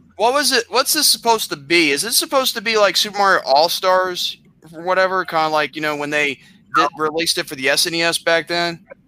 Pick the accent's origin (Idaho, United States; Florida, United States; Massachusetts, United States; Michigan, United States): Massachusetts, United States; Boston; I'm from Boston